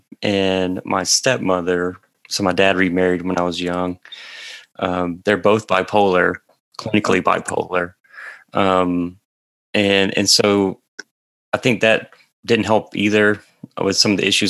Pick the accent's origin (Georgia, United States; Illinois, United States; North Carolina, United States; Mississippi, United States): Mississippi, United States; I grew up in a small town in Mississippi, so very central part of the state.